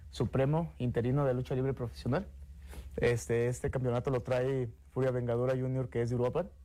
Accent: Los Reyes de Salgado, Michoacán, Mexico; Los Reyes de Salgado, pegadita de Peribán.

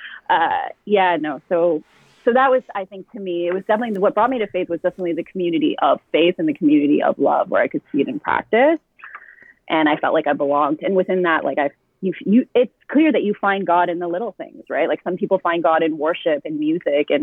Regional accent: Ottawa, Ontario, Canada; also born or lived in Orleans, Ottawa; my community that I grew up with in the South

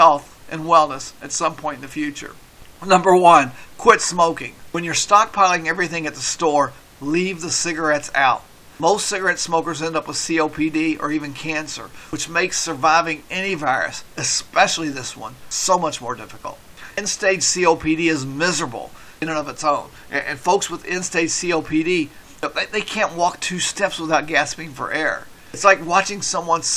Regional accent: Kentucky, United States; I'm from Kentucky

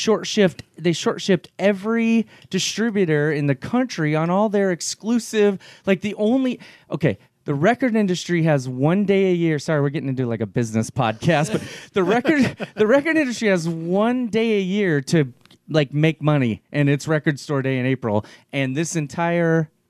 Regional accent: Burbank, California, United States; I'm from Burbank.

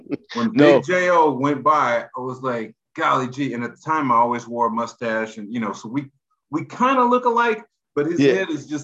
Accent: Los Angeles, California, United States; I'm a SoCal guy, growing up in Los Angeles.

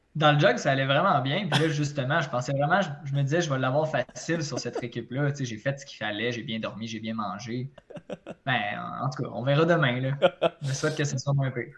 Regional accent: Repentigny, Quebec, Canada; also born or lived in Trois-Rivières; je viens de Repentigny

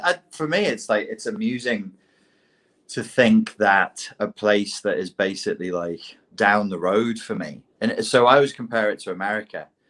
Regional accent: England, United Kingdom; as an Englishman

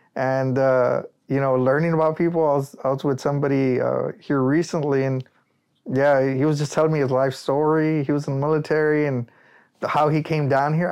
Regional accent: Rio Grande Valley, Texas, United States; I'm proud to say that I'm from the Rio Grande Valley

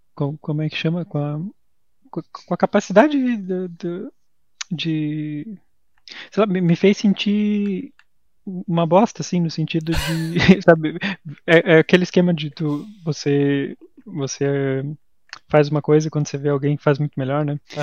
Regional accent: Santa Catarina, Brazil; a gente é de Santa Catarina

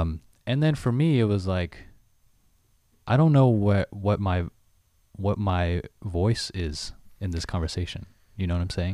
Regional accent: United States; I'm Chinese American

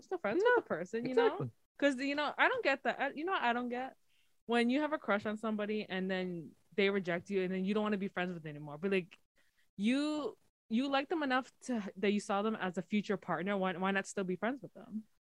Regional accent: New Jersey, United States; I'm from Central Jersey.

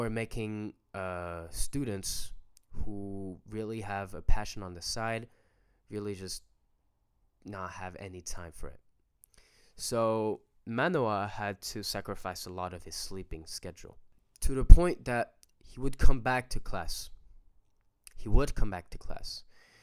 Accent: Paris, Île-de-France, France; we're French. I was born and raised in France, in Paris to be exact

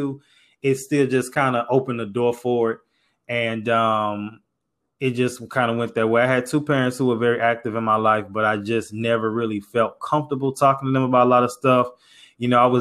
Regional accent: St. Louis, Missouri, United States; moved away as an adult; now in Houston, United States; I'm from St. Louis, live in Houston, moved to Houston for school

